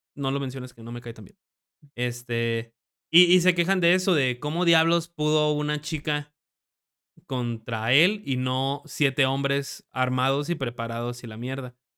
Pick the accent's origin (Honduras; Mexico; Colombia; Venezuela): Mexico; tú siendo mexicano